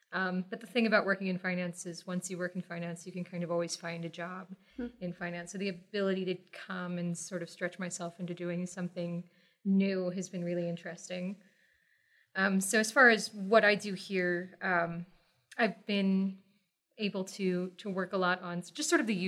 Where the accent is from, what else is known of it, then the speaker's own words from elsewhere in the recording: Texas, United States; So I grew up in Texas, originally Southeast Texas, River Delta, came up to the Metroplex, Dallas-Fort Worth area when I was, about 6 years old, I think. So I've been here long enough to basically be a native.